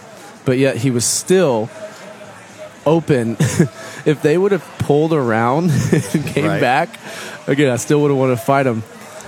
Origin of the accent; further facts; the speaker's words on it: Midwest, United States; I was from the Midwest